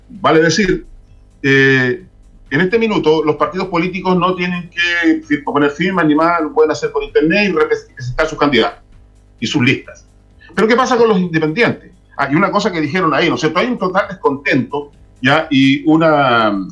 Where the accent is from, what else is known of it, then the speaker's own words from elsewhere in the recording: Chile; Nosotros somos chilenos.